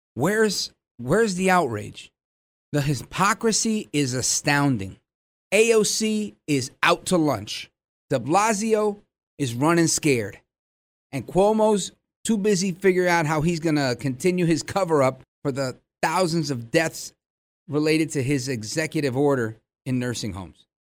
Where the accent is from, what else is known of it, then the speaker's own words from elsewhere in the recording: Hudson County, New Jersey, United States; also born or lived in Brooklyn, New York; being born in Brooklyn and moving across the Hudson River to Jersey, I cut my teeth on politics in Hudson County.